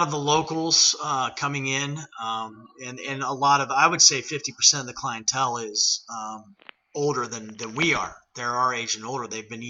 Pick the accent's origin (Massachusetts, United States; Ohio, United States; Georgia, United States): Ohio, United States; Athens; I'm not far from where I grew up. I grew up on Radford Road, which is out towards the Ohio, the Athens Country Club, excuse me. And I live about 2 miles from there.